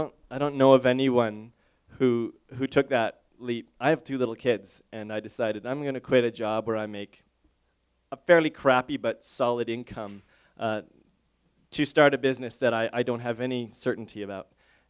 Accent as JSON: {"language": "English", "country": "Canada", "also_born_or_lived": "Montreal, Canada", "said": "my first week there, I felt shame, absolute just shame as a Canadian that I had really no familiarization with this"}